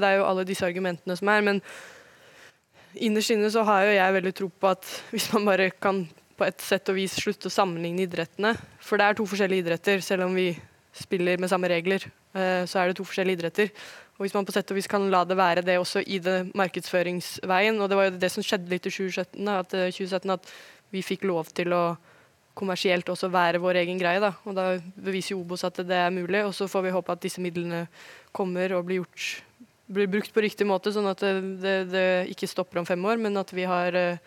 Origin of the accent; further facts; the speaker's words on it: Oslo, Norway; moved away as an adult; also born or lived in Germany / Sweden; now in Wolfsburg, Germany; Jeg er jo født og oppvokst på Ullevål